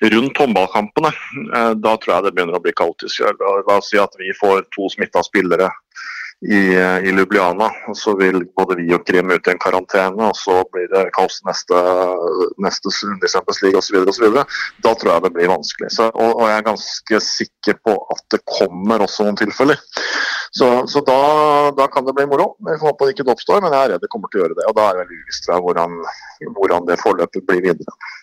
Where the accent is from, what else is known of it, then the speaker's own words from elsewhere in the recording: Sandefjord, Vestfold, Norway; jeg er fra Sandefjord